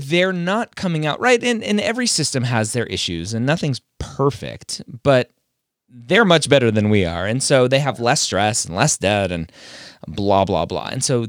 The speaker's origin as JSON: {"language": "English", "country": "Canada", "said": "will a U.S. admissions committee see that I'm Canadian and go, oh, wait, yeah, they're different."}